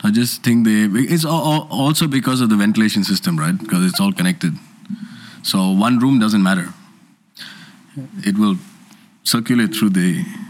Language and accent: English; India; I as an Indian crew can fly to Pakistan on the GD.